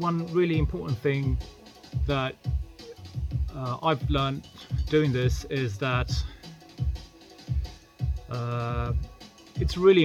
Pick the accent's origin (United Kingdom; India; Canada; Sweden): Sweden; I'm from Sweden.